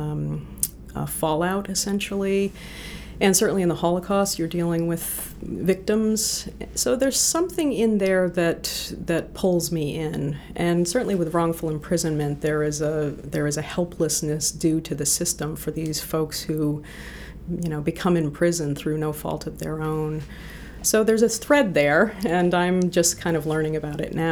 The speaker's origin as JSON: {"language": "English", "region": "New Hampshire", "country": "United States", "tie": "born or raised there", "also_born_or_lived": "New Jersey / Boston / Los Angeles", "moved": "as an adult", "lives_now": "Maine, United States", "said": "I grew up in New Hampshire. I was born in New Jersey, but my parents went back to the land in 1970."}